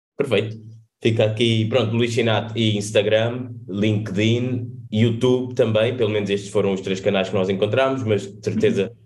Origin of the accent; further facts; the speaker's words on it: Cape Verde; now in Portugal; nós somos cabo-verdianos, estamos fora